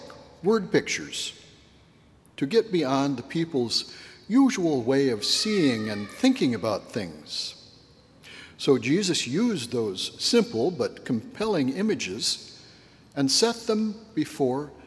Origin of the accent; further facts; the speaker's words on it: northwestern Illinois, United States; my very small hometown upbringing in northwestern Illinois